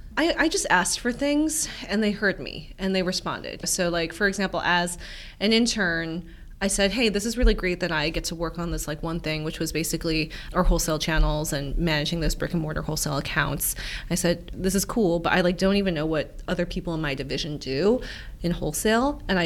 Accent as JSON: {"language": "English", "town": "Cleveland", "region": "Ohio", "country": "United States", "tie": "born or raised there", "said": "So even like growing up in Cleveland, like we were the only people who my parents never taught us Korean or taught us customs."}